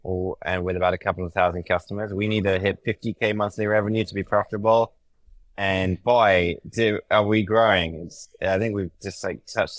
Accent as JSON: {"language": "English", "country": "United Kingdom", "moved": "yes", "lives_now": "United States", "said": "I mean, I'm British, and I think I've been in the States for a decade. My accent is totally messed up."}